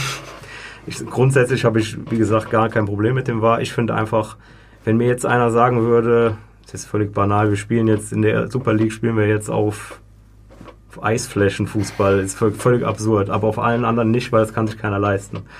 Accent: Germany; now in Switzerland; ich komme jetzt aus Deutschland

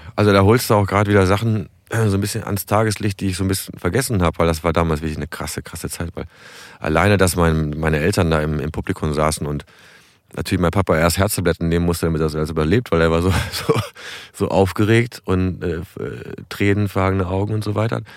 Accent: Bückeburg, Lower Saxony, Germany; moved away as an adult; also born or lived in Berlin / Hamburg; das ist ja meine Heimat. Ich bin hier geboren und aufgewachsen

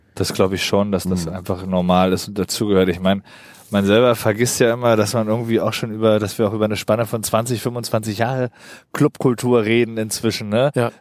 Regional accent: Berlin, Germany; also born or lived in Pankow, Berlin; Geboren bin ich in Pankow. Die, äh, die ersten zwei Lebensjahre waren in Pankow, ja. in der Florastraße. Aber seit ich zwei, drei bin, wohne ich halt im Prenzlauer Berg

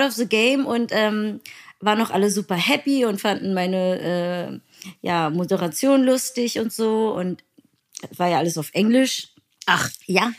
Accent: Berlin, Germany; Ich bin Berlinerin

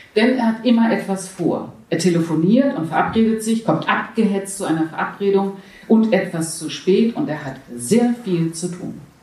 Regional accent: Hamburg, Germany; now in Berlin, Germany; Ich komme aus Hamburg ursprünglich

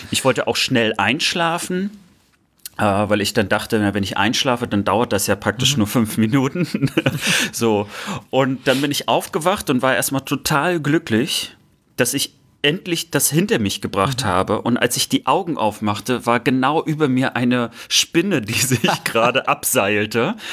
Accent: Baltic coast, Germany; nicht nur weil es meine Heimat ist, sondern ich der Meinung bin, dass die Ostsee so viele Millionen von Touristen anlockt

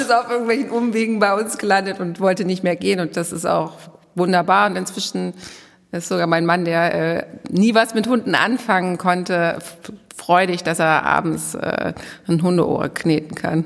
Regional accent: Goslar, Lower Saxony, Germany; moved away as an adult; also born or lived in Dortmund / Berlin / Münster / Bielefeld; now in Herford, Germany; aufgewachsen bin ich in Goslar am Harz

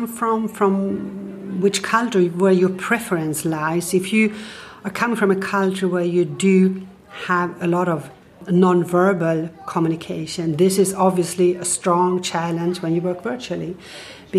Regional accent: Stockholm, Stockholm County, Sweden; I'm originally from Stockholm

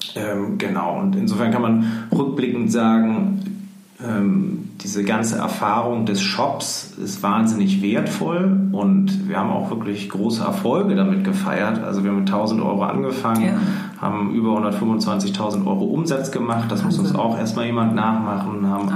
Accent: Hamburg, Germany; wir sind äh, in Hamburg aufgewachsen oder also ich ähm, in Rissen, Hamburg-Rissen

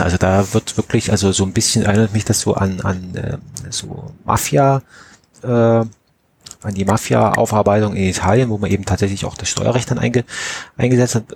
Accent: Saxony, Germany; meiner Heimatstadt in, in Pönner

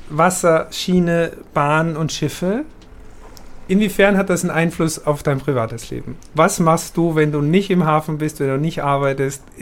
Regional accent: Austria; Ich als Österreicher, ich kann das nur nachempfinden

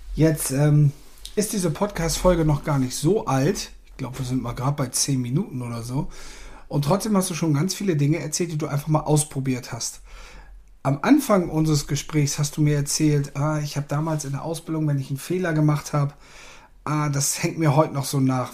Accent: the North, Northern Germany, Germany; bei uns im Norden

